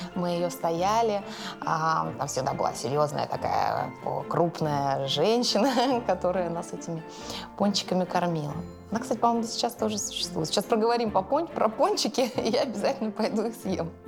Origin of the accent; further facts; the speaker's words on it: Moscow, Russia; я выросла в Москве, и именно на Алексеевской